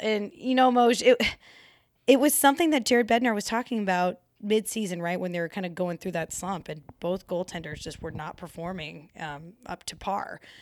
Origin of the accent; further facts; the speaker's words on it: Colorado, United States; Born and raised in Colorado